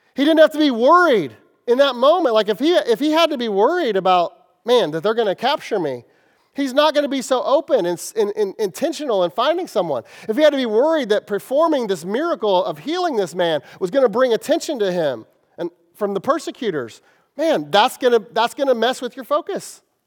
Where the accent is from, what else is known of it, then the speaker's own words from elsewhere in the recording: Kansas City, United States; I'm from Kansas City